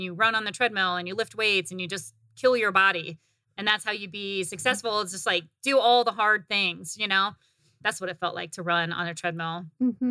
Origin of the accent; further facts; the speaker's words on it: Northern Indiana, United States; moved away as an adult; now in Arizona, United States; growing up in the Midwest, and maybe it was just like where I grew up in the Midwest in Northern Indiana